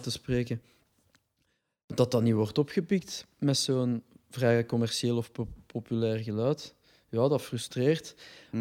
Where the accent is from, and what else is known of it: Brussels, Brussels-Capital Region, Belgium; accent: Brussels dialect